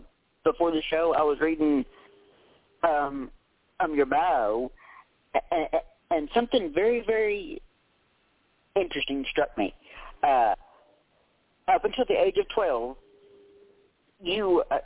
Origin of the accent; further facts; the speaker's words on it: Tennessee, United States; I'm actually from Tennessee myself. I actually live about 2.5 hours west of Nashville